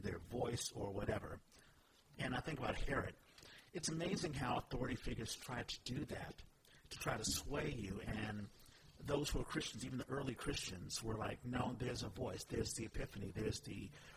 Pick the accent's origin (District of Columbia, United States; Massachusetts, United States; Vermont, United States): District of Columbia, United States; Washington; I'm from Washington, D.C.